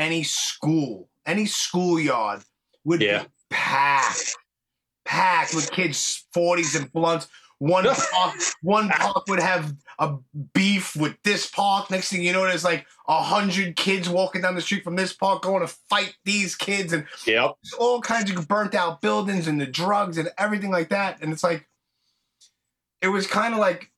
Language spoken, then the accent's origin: English; New York, United States; I'm from New York